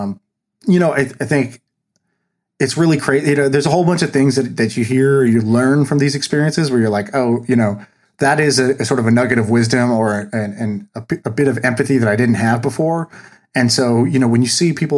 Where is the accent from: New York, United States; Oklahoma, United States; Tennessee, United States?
Oklahoma, United States; Tulsa; I was born in Tulsa, Oklahoma